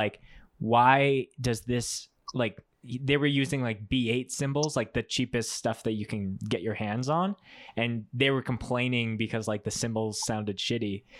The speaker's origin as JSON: {"language": "English", "town": "Winnipeg", "region": "Manitoba", "country": "Canada", "moved": "yes", "lives_now": "Calgary, Canada", "said": "I'm originally from Winnipeg"}